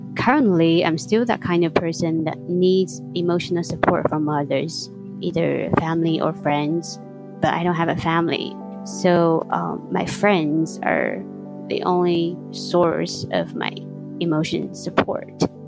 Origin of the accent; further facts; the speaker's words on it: China; I'm from China